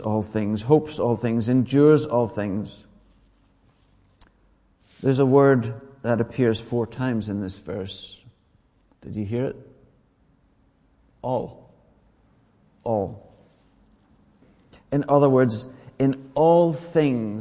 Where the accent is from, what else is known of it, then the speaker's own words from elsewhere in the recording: Ireland; I'm Irish.